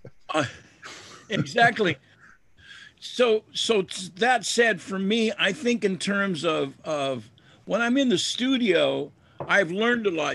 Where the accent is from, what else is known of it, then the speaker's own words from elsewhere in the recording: United States; an American kid